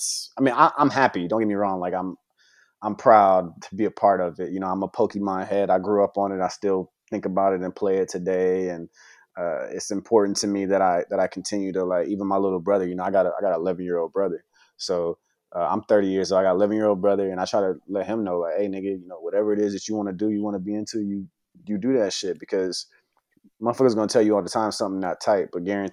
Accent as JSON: {"language": "English", "country": "United States", "tie": "born or raised there", "said": "growing up in America and being black"}